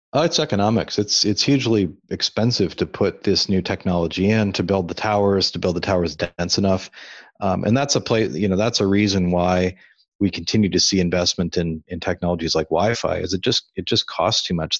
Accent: Iowa, United States; moved away as an adult; also born or lived in California; I grew up in Iowa. I spent m, a good chunk of my life living there

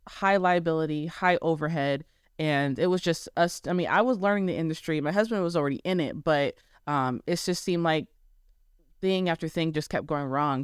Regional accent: Arizona, United States; born or raised there; moved away as an adult; now in Texas, United States

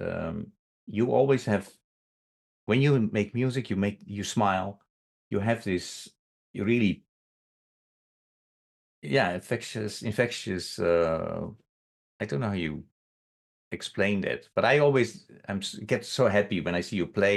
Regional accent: Netherlands; moved away; I lived abroad, so I'm originally from the Netherlands

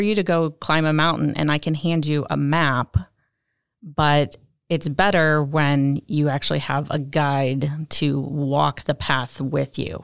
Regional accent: Illinois, United States; I grew up in Illinois, literally in the town that is half Cub fans, half

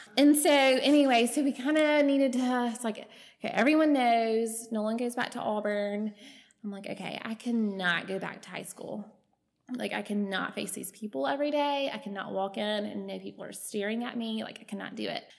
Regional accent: Alexander City, Alabama, United States; I am from Alexander City, just up the road. Um, I grew up on Lake Martin

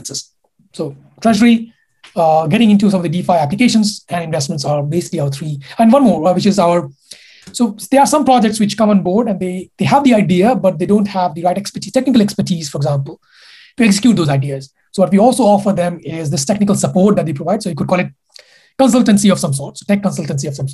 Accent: India; moved away as an adult; I come from India. I've been there for 20 years of my life

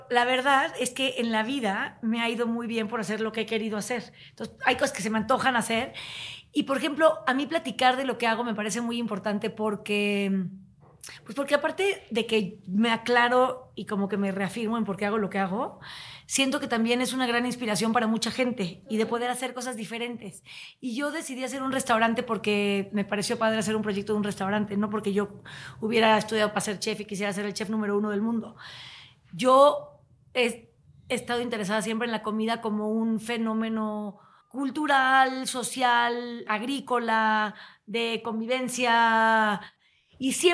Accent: Chihuahua, Mexico; born there; yo nací en Chihuahua. Entonces, para mí una tortilla deliciosa era una tortilla de harina.

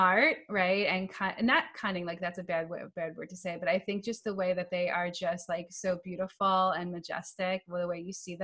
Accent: New York, United States; I am from New York

